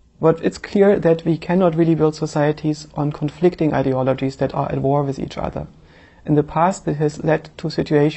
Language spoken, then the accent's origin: English; eastern Germany, Germany; I grew up in Eastern Germany